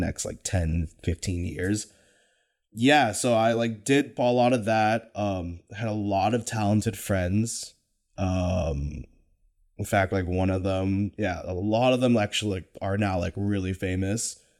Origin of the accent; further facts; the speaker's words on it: Folsom, California, United States; I grew up in Sacramento, California, born and raised in the nine one six, specifically Folsom, California